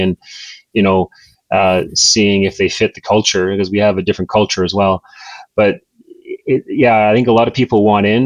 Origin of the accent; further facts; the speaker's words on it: New Brunswick, Canada; I grew up in New Brunswick